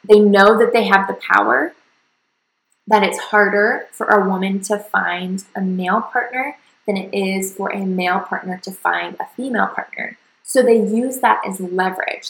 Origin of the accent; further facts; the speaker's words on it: the South, United States; what people in my hometown did, which was typically, you know, sports, go to college, get a nine to five, have babies, that kind of like really basic Southern path